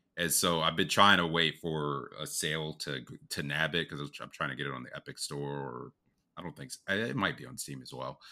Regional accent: United States; we're from the States

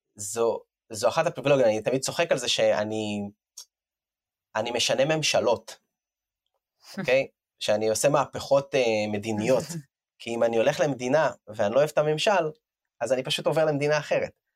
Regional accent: Israel; moved away as an adult; אני לא תושב ישראל, עזבתי את הארץ לפני שמונה שנים

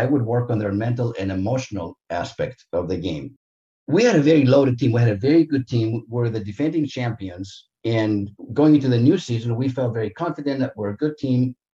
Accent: Santa Monica, California, United States; growing up in Santa Monica in Southern California

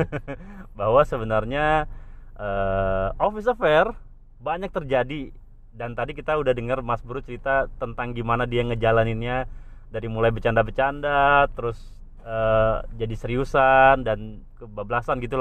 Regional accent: Java, Indonesia; itulah gue aja orang Jawa

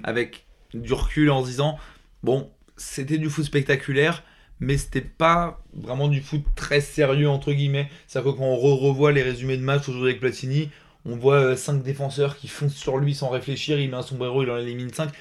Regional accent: France; on est français

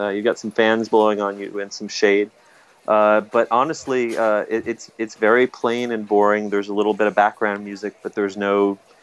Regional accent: United States; as an American

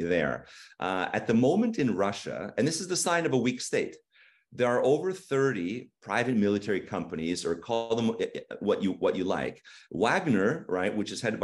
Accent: just outside of Toronto, Ontario, Canada; moved away as an adult; now in Kyiv, Ukraine; I'm born and raised in Canada in just outside of Toronto.

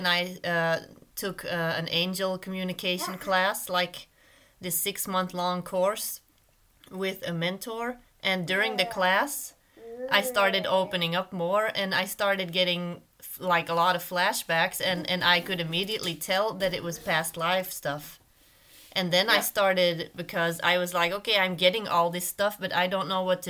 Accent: Belgium; moved away as an adult; also born or lived in United States / Arizona; I'm from Belgium originally. Then I lived in the US for

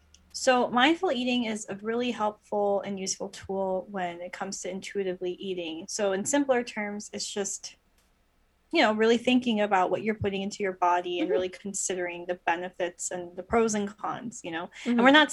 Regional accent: Canada; now in United States; People need to know this. We're both Canadian.

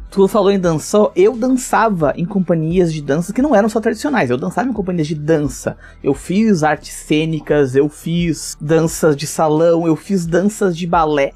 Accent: Esteio, Rio Grande do Sul, Brazil; Eu sou de Esteio, fica a 20 quilômetros de Porto Alegre, Rio Grande do Sul

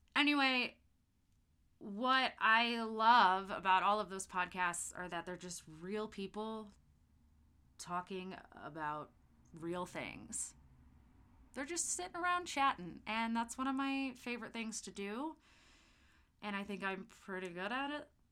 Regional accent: Festus, Missouri, United States; I was born and raised in Festus, Missouri, which is about an hour south of St. Louis.

